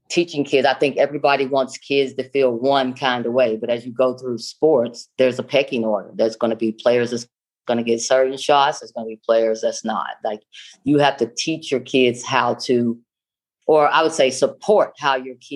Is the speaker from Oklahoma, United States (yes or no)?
yes; Stringtown, Oklahoma, United States; I grew up in a small town in Oklahoma, about a population of 400, called Stringtown, Oklahoma.